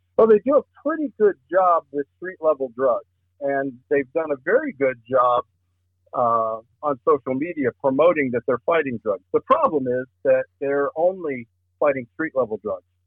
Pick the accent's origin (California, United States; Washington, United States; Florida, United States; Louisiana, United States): Florida, United States; Lakeland; moved away as an adult; also born or lived in Miami; now in Clay County, United States; working in Polk County as a deputy sheriff, where I grew up. Uh, I, my hometown was Lakeland.